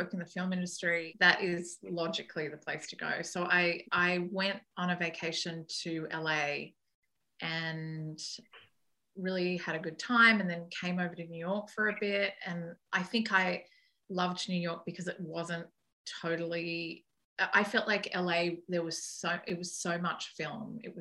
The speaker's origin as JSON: {"language": "English", "town": "Sydney", "region": "New South Wales", "country": "Australia", "moved": "as an adult", "lives_now": "United States", "said": "I'm from Sydney"}